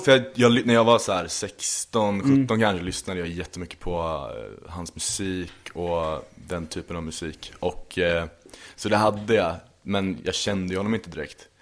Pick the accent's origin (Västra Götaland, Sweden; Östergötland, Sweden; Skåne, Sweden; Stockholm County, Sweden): Östergötland, Sweden; Linköping; moved away; jag kommer ju från Linköping mm. från början. Och från en liten, liten håla eh, strax utanför, utanför liksom, som heter Berg